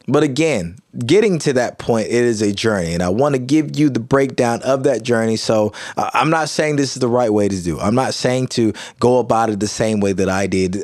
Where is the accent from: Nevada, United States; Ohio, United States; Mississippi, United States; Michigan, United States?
Mississippi, United States; Kilmichael; also born or lived in Jackson, Mississippi; I grew up in small town, small community, Kilmichael, Mississippi